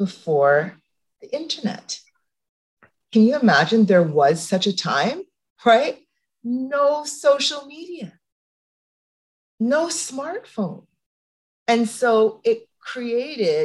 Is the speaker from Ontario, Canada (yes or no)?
yes; Toronto, Ontario, Canada; I grew up in the Don Mills area.